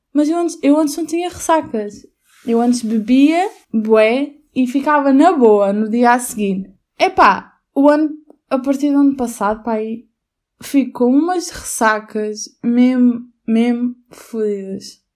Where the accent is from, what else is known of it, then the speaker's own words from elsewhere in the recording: Albufeira, Algarve, Portugal; seria Albufeira, porque a qualidade de vida é incrível, mesmo no inverno e tudo mais. E é a minha terra natal